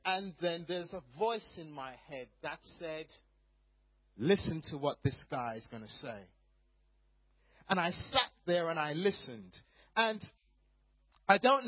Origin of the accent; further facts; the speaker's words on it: Jamaica; moved away as an adult; also born or lived in Croydon, England; now in England; I was actually born in Croydon, in Surrey. My parents are both Jamaican. They moved back to Jamaica when I was about 6 months old. So I grew up in Jamaica